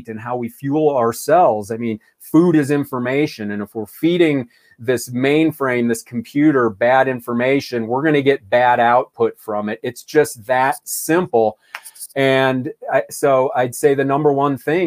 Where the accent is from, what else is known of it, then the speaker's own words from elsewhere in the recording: Ohio, United States; as a kid, I mean, growing up in Ohio, it was football